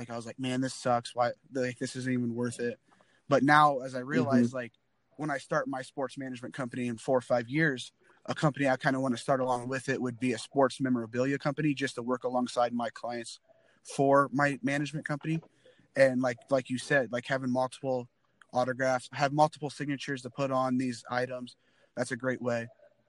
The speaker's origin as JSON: {"language": "English", "region": "Indiana", "country": "United States", "said": "I'll say IU basketball, for example, just because I'm from Indiana."}